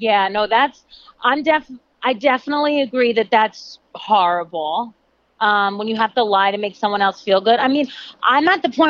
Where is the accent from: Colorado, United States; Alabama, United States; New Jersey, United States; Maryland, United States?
New Jersey, United States; Glen Rock; I'm from Glen Rock.